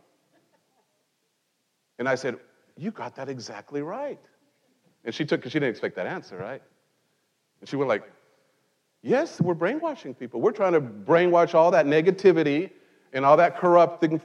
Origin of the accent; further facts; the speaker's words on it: Mexico; now in United States; in Mexico, I grew up in Mexico